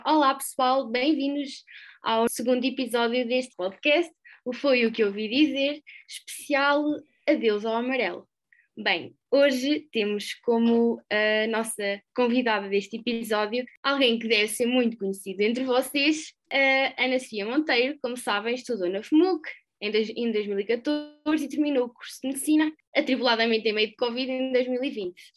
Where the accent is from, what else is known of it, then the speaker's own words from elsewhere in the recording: Aveiro, Centro, Portugal; also born or lived in Coimbra; eu sou de Aveiro